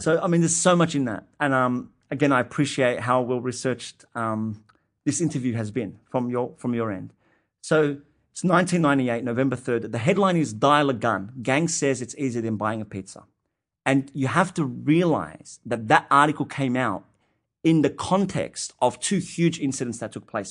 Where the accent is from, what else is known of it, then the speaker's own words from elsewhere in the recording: Sydney, New South Wales, Australia; an Arab Australian Muslim kid growing up in Western Sydney